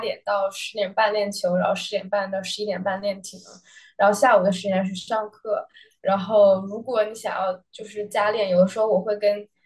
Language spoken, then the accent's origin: Chinese; Beijing, China; moved away as an adult; now in Los Angeles, United States; 我是北京人，然后从小在国内长大，然后今年是第一年来美国